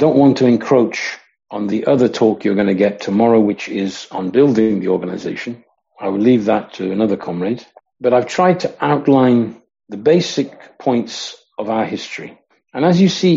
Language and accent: English; Coventry, West Midlands, United Kingdom; I grew up in Coventry in the Midlands in England.